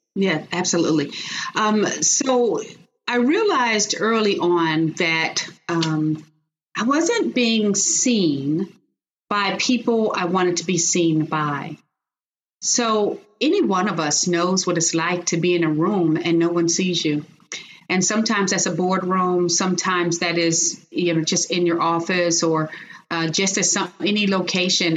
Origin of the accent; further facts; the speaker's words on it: Chicago, Illinois, United States; moved away as an adult; now in Texas, United States; I'm originally from Chicago. So I was born and raised in Chicago